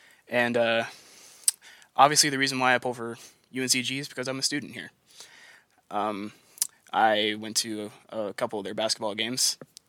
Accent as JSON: {"language": "English", "town": "Asheboro", "region": "North Carolina", "country": "United States", "tie": "born or raised there", "said": "I am from Asheboro, North Carolina, and I have lived in North Carolina for my entire life. I am 20 years old, and I am a junior at the University of North Carolina at Greensboro."}